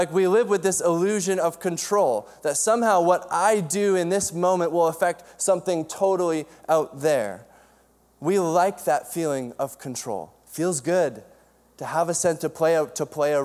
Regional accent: Cranbrook, British Columbia, Canada; I grew up in Cranbrook, BC, in the Kootenays, and my parents had six kids

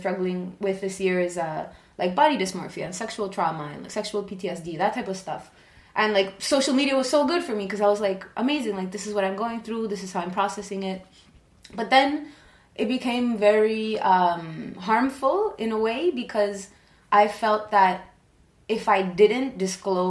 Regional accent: Argentina; I'm from Argentina

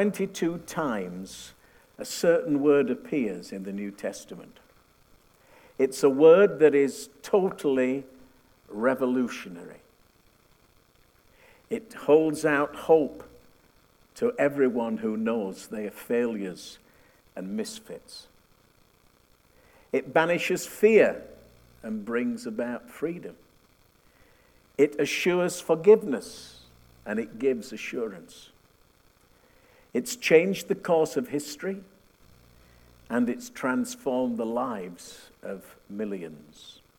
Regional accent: United Kingdom; also born or lived in northern Manitoba; now in Winnipeg, Canada; We came from the UK, you wouldn't know it from my accent, but that's the truth.

